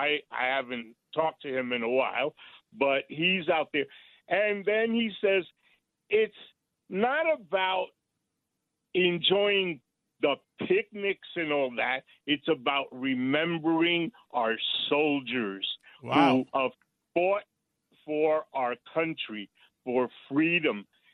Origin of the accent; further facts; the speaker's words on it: New York City, New York, United States; I was raised on 156th Street and Westchester Avenue back in the days